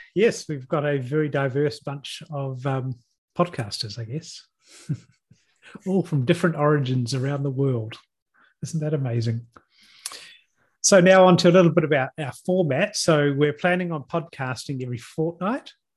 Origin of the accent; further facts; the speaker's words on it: Hawke's Bay, New Zealand; now in Auckland, New Zealand; I grew up in Hawke's Bay and now live in Auckland